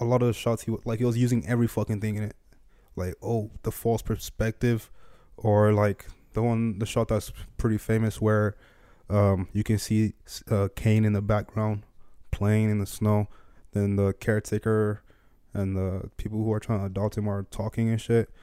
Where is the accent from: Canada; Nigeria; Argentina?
Nigeria; moved away; I grew up in Nigeria